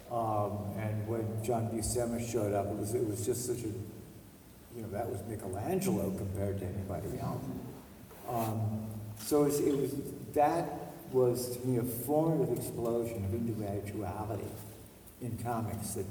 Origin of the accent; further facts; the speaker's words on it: Vermont, United States; moved away as an adult; So where are you from? I said, Vermont.